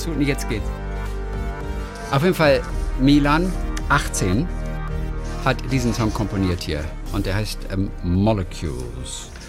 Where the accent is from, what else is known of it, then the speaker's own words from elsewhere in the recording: Germany; in dem es einen großen Astronauten oder bei uns in der DDR hieß es ja Kosmonauten Raum für Kinder gab